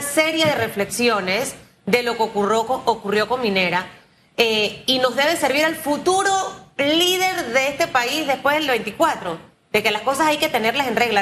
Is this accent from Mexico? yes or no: no; Panama; como panameña